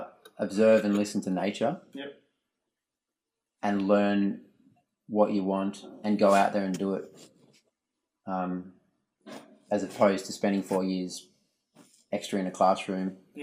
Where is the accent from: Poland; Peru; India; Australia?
Australia; Melbourne, Victoria; now in Western Australia, Australia; I grew up in Melbourne, but came over to WA.